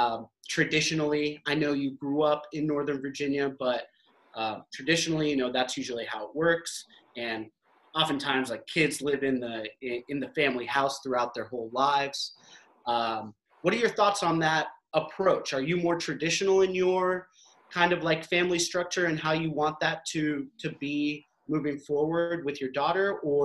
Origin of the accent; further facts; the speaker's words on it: Pakistan; I'm Pakistani, Samer's Lebanese